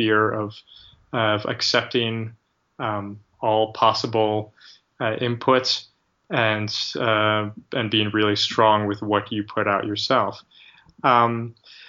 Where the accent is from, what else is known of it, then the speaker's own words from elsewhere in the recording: Rochester, New York, United States; moved away; We're all from the Rochester area originally